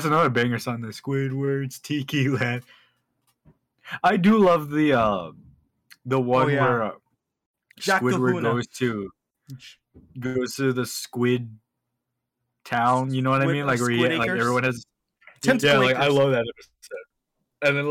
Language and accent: English; Texas, United States; I'm from Texas.